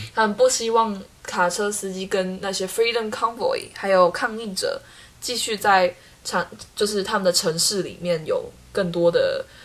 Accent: Taiwan; 他们看我们台湾人就会觉得台湾人可能奴性比较重

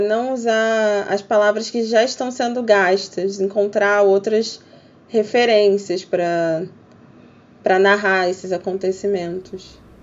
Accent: Rio de Janeiro, Brazil; eu sou do Rio de Janeiro

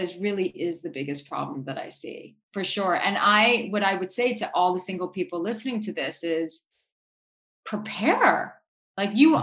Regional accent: New York City, New York, United States; Like I grew up in New York City. I born and raised Manhattanite

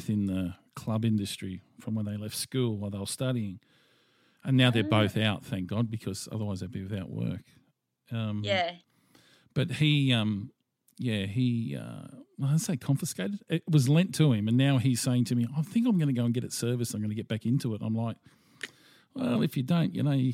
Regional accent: Australia; being an Australian

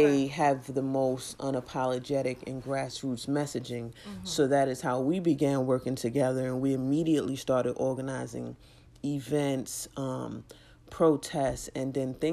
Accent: New York City, New York, United States; I'm from Brooklyn. I was in Brooklyn doing the work on the ground in the community.

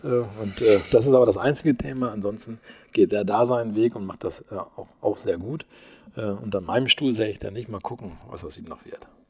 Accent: Holzhausen, Germany; moved away as an adult; also born or lived in Osnabrück; now in Soest, Germany; in Holzhausen, wo ich herkomme

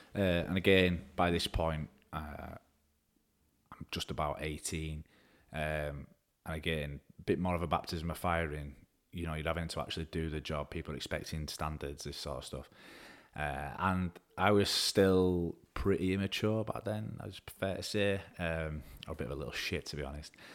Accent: Woodside, Yorkshire and the Humber, United Kingdom; also born or lived in Baildon; I'm from Woodside originally. Um, I was gr-, grew up there for a few years

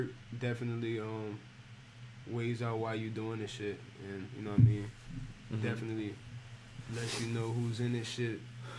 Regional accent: New Orleans, Louisiana, United States; I'm from the West Bank, from New Orleans.

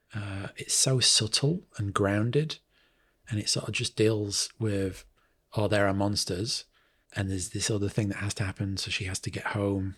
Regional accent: Manchester, North West England, United Kingdom; moved away as an adult; now in New Zealand; Manchester in the U K

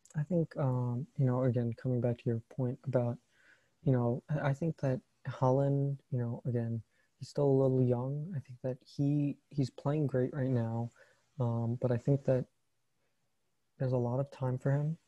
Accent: United States; as an American

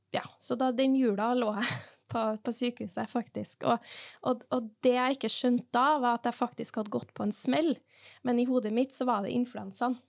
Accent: Norway; also born or lived in Trondheim; vi er norsk, vi bor i et lite land

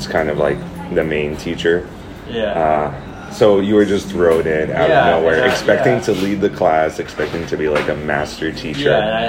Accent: New York, United States; moved away as an adult; now in Japan; I'm from New York, and I just came to Japan on a whim.

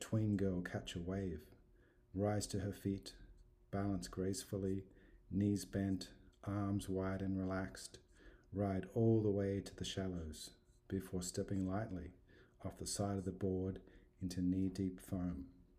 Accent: Australia; now in Texas, United States; I'm an Irish Australian residing in Texas.

